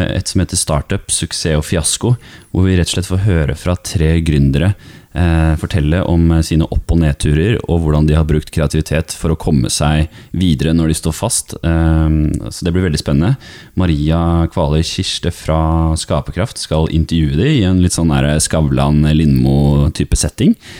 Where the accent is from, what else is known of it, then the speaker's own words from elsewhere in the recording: Askim, Østfold, Norway; i Askim, der jeg kommer fra